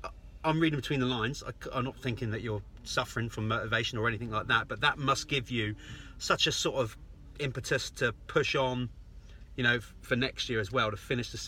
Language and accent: English; England, United Kingdom; I'm English.